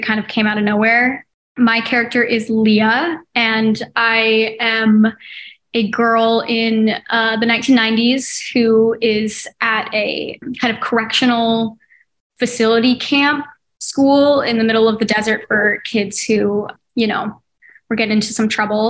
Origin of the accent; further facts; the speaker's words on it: Oregon, United States; moved away; We grew up in Oregon